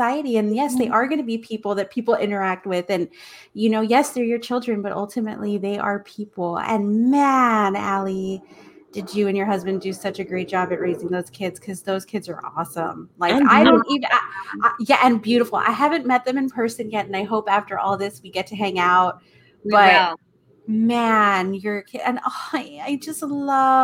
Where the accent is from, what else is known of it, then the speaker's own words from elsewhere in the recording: Mission, Texas, United States; I grew up in Mission, McAllen